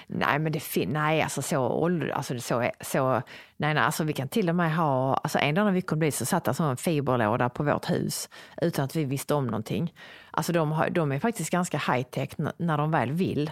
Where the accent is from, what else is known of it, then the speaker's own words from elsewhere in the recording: Sweden; also born or lived in Sicily; här hemma i Sverige